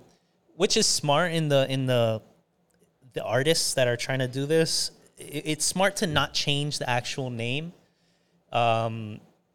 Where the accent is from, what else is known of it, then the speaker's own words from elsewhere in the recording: Florida, United States; I'm from Florida.